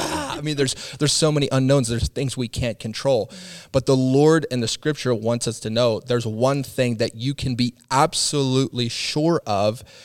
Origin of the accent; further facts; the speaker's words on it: Midwest, United States; as an American, you know, raised in the Midwest